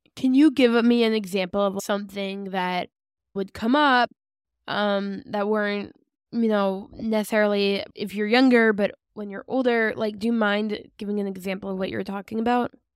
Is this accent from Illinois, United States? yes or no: no; West Orange, New Jersey, United States; now in Ramat Beit Shemesh, Israel; I'm from West Orange.